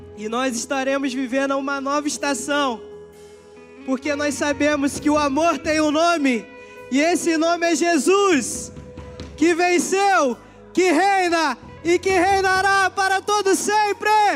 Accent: São Gonçalo, Rio de Janeiro, Brazil; aqui é minha casa, lugar onde eu cresci, aprendi, amadureci

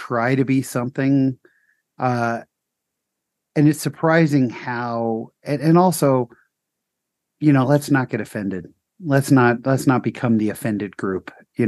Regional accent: Utah, United States; I'm from Utah.

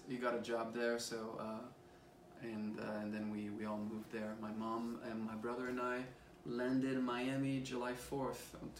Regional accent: France; I grew up in France listening to French music

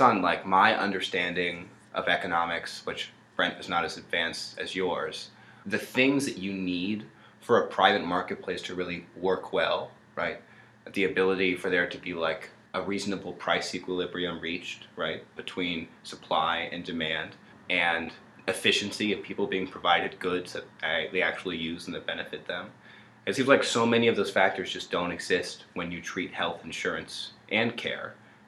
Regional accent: United States; we as American citizens

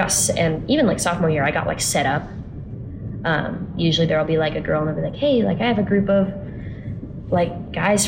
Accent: Portland, Oregon, United States; moved away as an adult; now in Utah, United States; I'm from Portland, Oregon, so I am from out of state

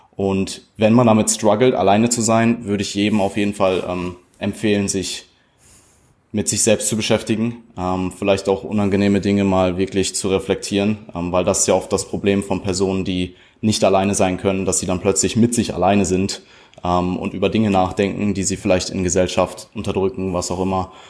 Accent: Germany; Deutschland ist es, also so, da wo ich herkomme

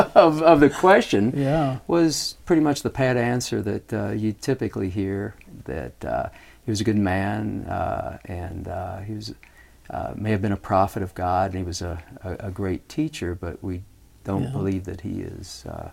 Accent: Louisville, Kentucky, United States; now in North Carolina, United States; I was born and raised in Louisville, Kentucky.

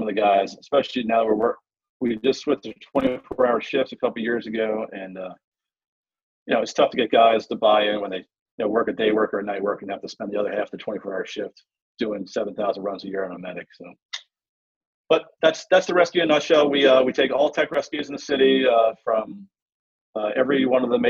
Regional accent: Long Island, New York, United States; moved away as an adult; now in Baltimore, United States; I'm actually from Long Island, New York originally. Moved down here to Baltimore about 17 years ago now.

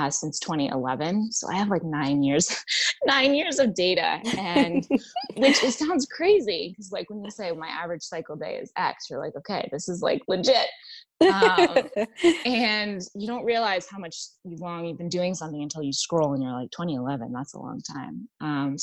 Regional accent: New England, United States; also born or lived in Washington, D.C. / Boston; now in Virginia, United States; I'm originally from New England.

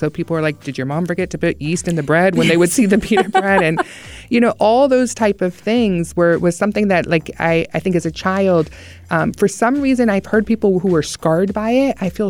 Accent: the South, United States; growing up in the South

